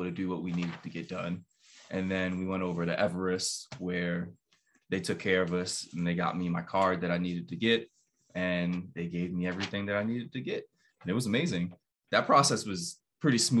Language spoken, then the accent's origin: English; Baltimore, Maryland, United States; now in Connecticut, United States; I'm not from Connecticut. I live in Connecticut, but I'm from Baltimore, Maryland